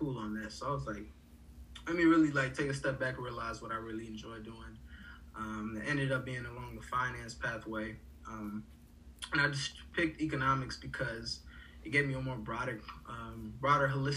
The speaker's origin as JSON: {"language": "English", "town": "Atlanta", "region": "Georgia", "country": "United States", "also_born_or_lived": "Port-au-Prince, Haiti", "said": "I am from Atlanta"}